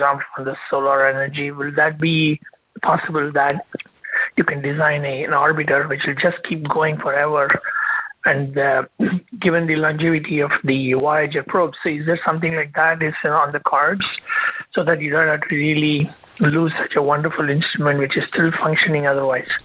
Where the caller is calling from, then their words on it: Seattle, Washington, United States; I'm calling from Seattle.